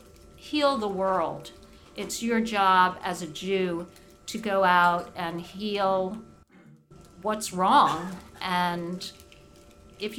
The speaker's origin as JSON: {"language": "English", "town": "New York City", "region": "New York", "country": "United States", "tie": "born or raised there", "moved": "yes", "said": "I grew up in Brooklyn where probably half the class was Jewish"}